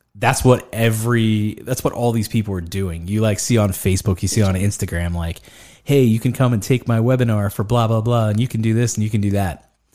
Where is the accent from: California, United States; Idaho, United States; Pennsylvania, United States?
Pennsylvania, United States; Greensburg; born or raised there